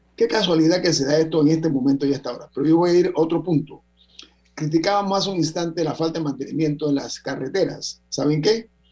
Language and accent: Spanish; Panama; yo soy panameño